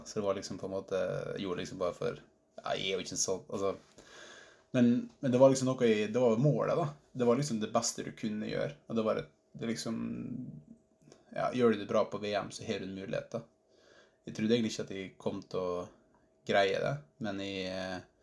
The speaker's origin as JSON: {"language": "Norwegian", "area": "Vassnes / Skorgen", "region": "Møre og Romsdal", "country": "Norway", "moved": "yes", "said": "jeg er fra Vassnes, eh, egentlig. Eller Skorgen"}